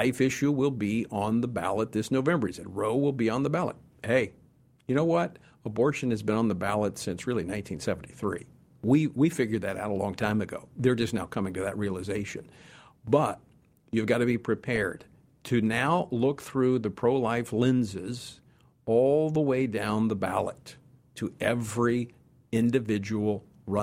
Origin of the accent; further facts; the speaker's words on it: Louisiana, United States; my home state of Louisiana.